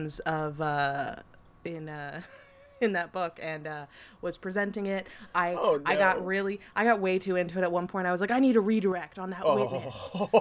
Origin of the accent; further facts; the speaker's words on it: Colorado, United States; I grew up in Colorado